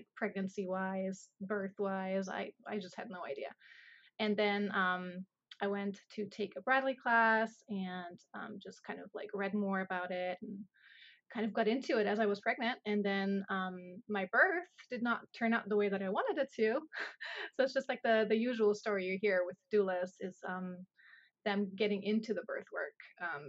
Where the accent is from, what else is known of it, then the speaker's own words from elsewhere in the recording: Germany; moved away as an adult; now in United States; I'm originally from Germany. I came over here. It's been 11 years now